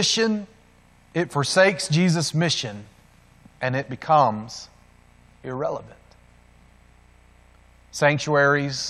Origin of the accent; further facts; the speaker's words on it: the South, United States; In my hometown where I grew up, you can still go back to Central City Park, and there they still have separate water fountains